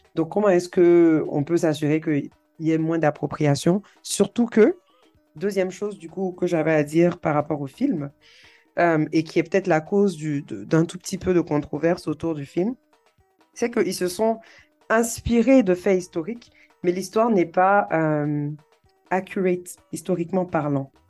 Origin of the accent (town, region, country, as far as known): Côte d’Ivoire